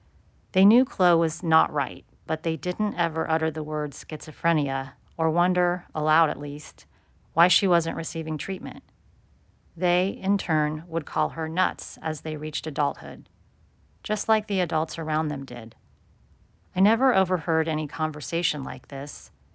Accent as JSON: {"language": "English", "town": "Phoenix", "region": "Arizona", "country": "United States", "tie": "born there", "said": "14 months before I was born in Phoenix."}